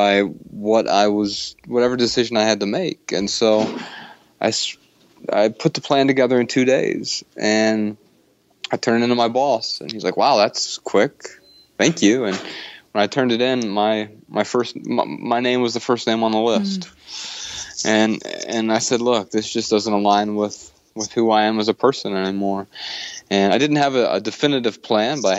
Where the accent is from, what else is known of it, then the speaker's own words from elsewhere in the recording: Dayton, Ohio, United States; accent: southern; moved away as an adult; now in Missoula, United States; I grew up in Dayton, Ohio